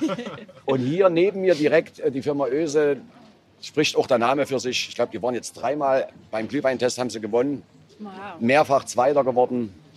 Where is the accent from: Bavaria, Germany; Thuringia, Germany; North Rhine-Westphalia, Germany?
Thuringia, Germany; Altenburg; ich bin ja im Bezirk Leipzig geboren.